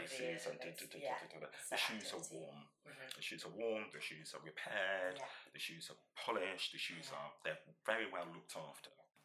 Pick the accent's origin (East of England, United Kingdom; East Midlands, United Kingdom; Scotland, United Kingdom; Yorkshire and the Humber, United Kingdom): East Midlands, United Kingdom; Northampton; I was born in Northampton, which, as many people know, is the home of shoe manufacturing in the UK